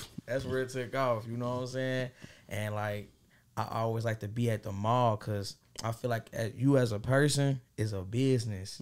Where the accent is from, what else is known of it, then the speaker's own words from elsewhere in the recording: Dayton, Ohio, United States; I'm coming from Dayton, Ohio, you know, west side, west side of Dayton